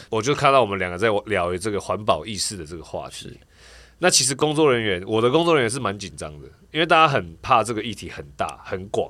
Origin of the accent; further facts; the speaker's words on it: Taiwan; also born or lived in Puli, Nantou (father's hometown); 我们台湾人